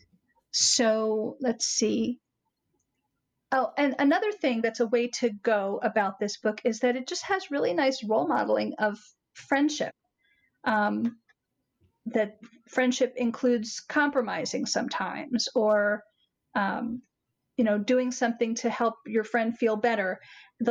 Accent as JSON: {"language": "English", "town": "Philadelphia", "region": "Pennsylvania", "country": "United States", "said": "I'm from Philadelphia"}